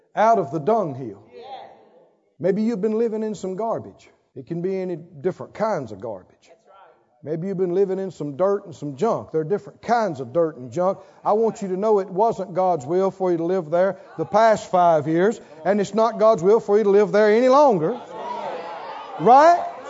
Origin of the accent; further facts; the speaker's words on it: the South, United States; I'm from the South, I'm from the country, and I know because I was reared up generations to talk negative and think unbelief